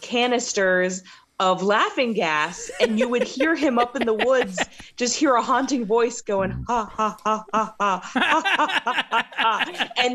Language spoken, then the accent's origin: English; Keedysville, Maryland, United States; back when I grew up in Keedysville, Maryland